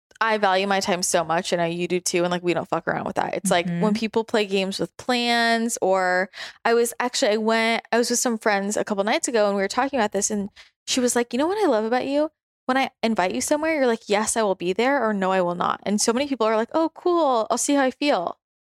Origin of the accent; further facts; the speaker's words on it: Northern California, United States; it's hard for me to believe I'm from NorCal sometimes.